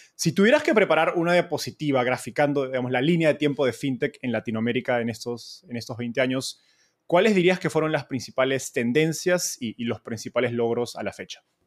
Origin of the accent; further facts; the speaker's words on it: Peru; en Perú, de donde soy